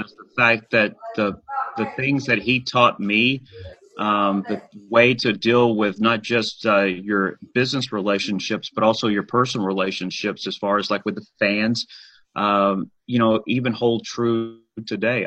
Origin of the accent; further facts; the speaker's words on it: Huntsville, Alabama, United States; moved away as an adult; also born or lived in Birmingham, Alabama / Decatur, Alabama / Nashville, Tennessee; there was a high school game going on in Huntsville. That's where I, I grew up